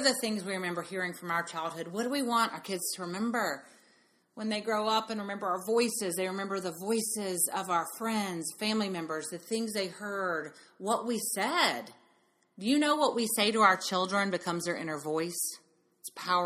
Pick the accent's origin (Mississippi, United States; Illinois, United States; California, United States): Mississippi, United States; We grew up in Mississippi.